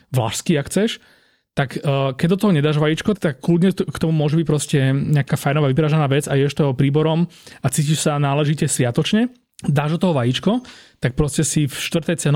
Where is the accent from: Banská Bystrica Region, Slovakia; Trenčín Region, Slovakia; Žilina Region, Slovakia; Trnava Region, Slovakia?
Trnava Region, Slovakia; Trnava; A som inak z Trnavy, joj, dobre.